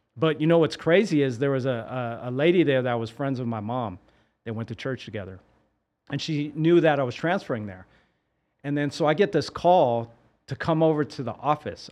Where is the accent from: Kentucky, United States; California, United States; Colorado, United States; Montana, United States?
California, United States; San Francisco; me growing up in San Francisco